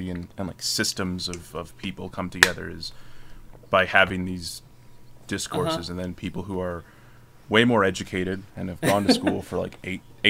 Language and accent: English; Schenectady, New York, United States; my hometown